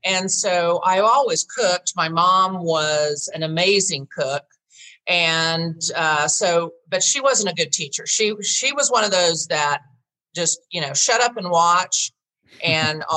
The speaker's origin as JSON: {"language": "English", "town": "Tulsa", "region": "Oklahoma", "country": "United States", "tie": "born or raised there", "moved": "yes", "said": "I was born and raised in Tulsa, left like most people"}